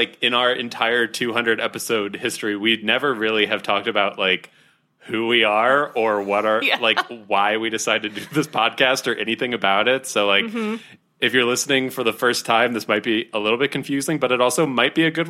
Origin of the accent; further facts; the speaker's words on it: Ohio, United States; also born or lived in Florida; I was born in Florida, but only lived there for 2 years, and now I'm in Ohio.